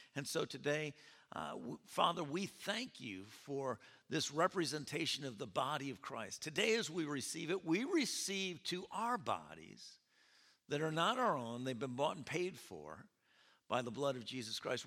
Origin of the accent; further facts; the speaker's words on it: Rome, New York, United States; also born or lived in California; come home to Rome to, uh, visit my parents